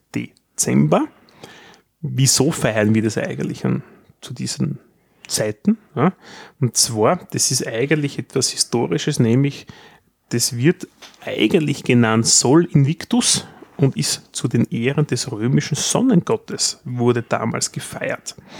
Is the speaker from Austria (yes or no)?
yes; Austria; wir in Österreich